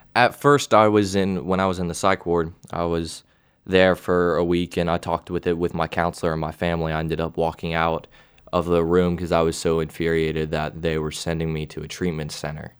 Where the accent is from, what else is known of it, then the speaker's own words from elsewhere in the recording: Knoxville, Tennessee, United States; I'm from Knoxville, Tennessee